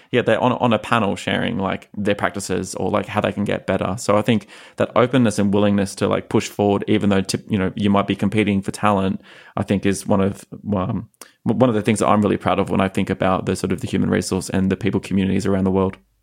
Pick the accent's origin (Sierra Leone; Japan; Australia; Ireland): Australia; moved away as an adult; as like a young H R professional growing up in Australia